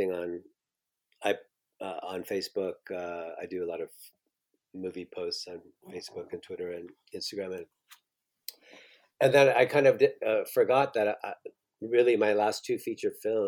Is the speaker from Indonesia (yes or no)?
no; Southampton, Ontario, Canada; I was born in Southampton, but I grew up in a farm. So we were kind of in the middle of nowhere